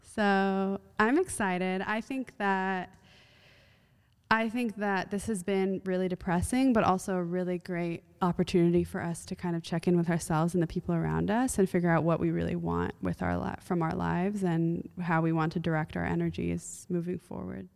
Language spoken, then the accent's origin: English; United States; also born or lived in Iran; as an American